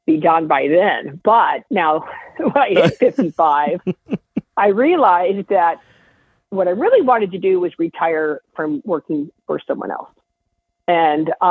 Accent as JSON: {"language": "English", "region": "Iowa", "country": "United States", "said": "I'm from Iowa"}